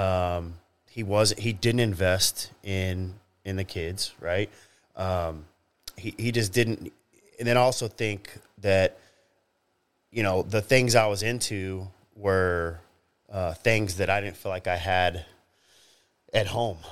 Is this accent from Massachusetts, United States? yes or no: no; Grapevine, Texas, United States; I grew up in Grapevine, Texas